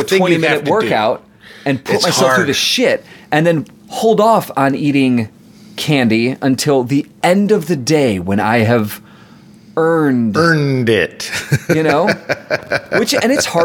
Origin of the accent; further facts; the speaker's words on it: United States; I'm an American